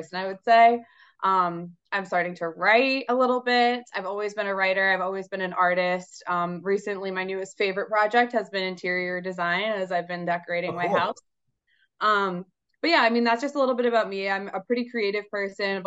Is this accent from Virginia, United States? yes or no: no; Boston, Massachusetts, United States; I'm from Boston, Mass. Grew up in the Boston area. I've lived in Boston my entire life.